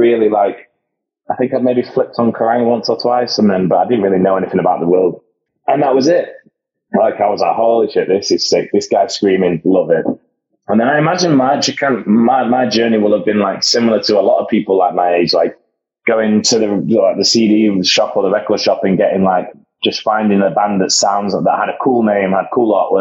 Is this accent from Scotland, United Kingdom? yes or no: no; Sheffield, Yorkshire and the Humber, United Kingdom; growing up in Sheffield, we used to have a lot of good shows coming through